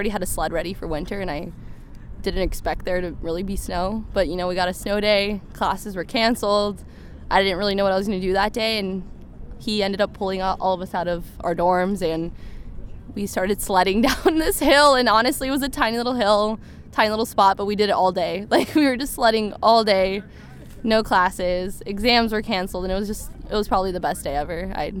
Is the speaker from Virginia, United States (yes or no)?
no; California, United States; moved away as an adult; So I'm from California, and I've never really seen snow too much.